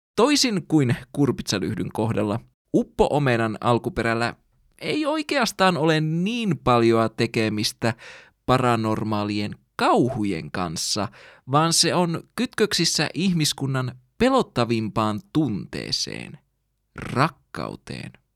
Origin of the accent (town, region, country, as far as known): Finland